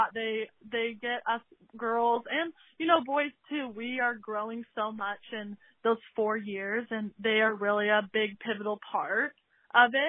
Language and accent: English; Corvallis, Oregon, United States; I'm from Corvallis, Oregon. I played at Crescent Valley High School